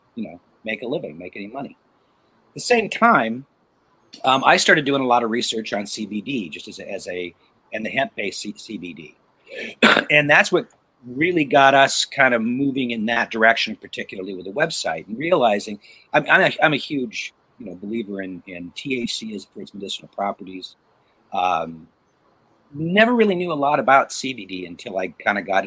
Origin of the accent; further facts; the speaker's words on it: Portland, Oregon, United States; I grew up in Oregon